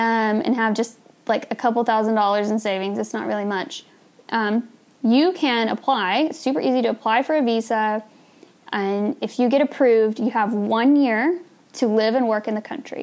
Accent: United States; as an American

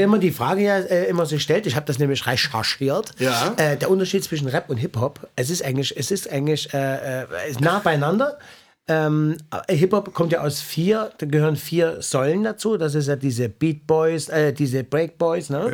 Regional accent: East Germany, Germany; ich komme aus dem Osten

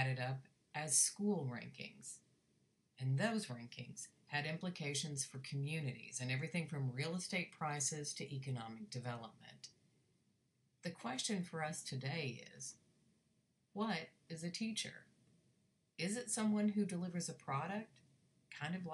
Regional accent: Texas, United States; my home state of Texas

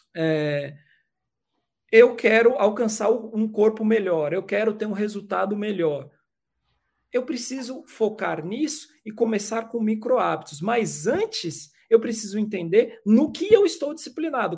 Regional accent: São Paulo, Brazil; eu sou nascido e criado na cidade de São Paulo, sou paulistano

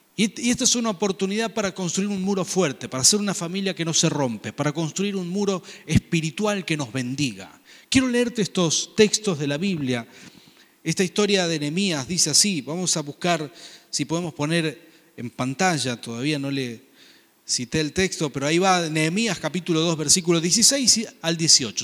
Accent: Argentina; Como decimos acá en Argentina

